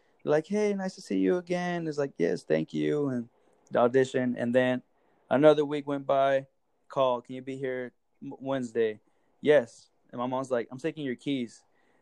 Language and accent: English; Texas, United States; I'm from Texas